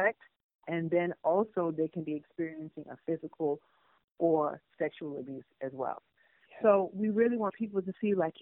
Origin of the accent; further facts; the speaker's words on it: New York, United States; also born or lived in Panama; I grew up in New York. My family moved us to New York when we came from Panama.